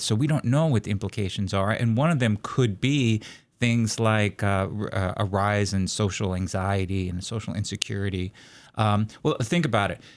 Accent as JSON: {"language": "English", "town": "New York City", "region": "New York", "country": "United States", "tie": "born or raised there", "moved": "yes", "lives_now": "Corvallis, United States", "said": "I grew up around uh, the New York City area"}